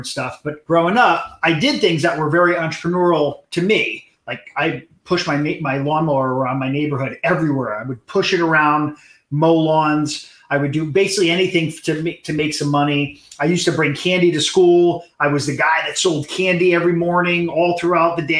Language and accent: English; Hollywood, Florida, United States; I was born in Hollywood, Florida